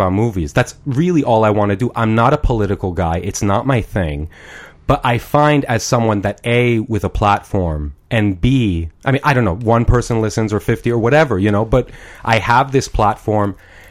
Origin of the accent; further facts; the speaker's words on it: Portland, Oregon, United States; I was born in Portland, Oregon. I'm a fucking American.